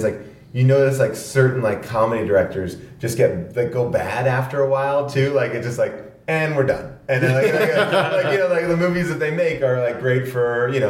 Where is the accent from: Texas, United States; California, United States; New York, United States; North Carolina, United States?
New York, United States; Long Island; I grew up in New York on Long Island, and then I moved into this city